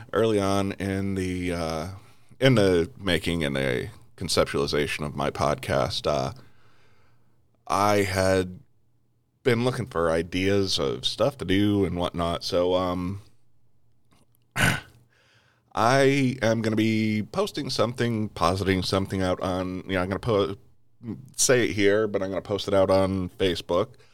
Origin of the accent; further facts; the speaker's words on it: United States; as an American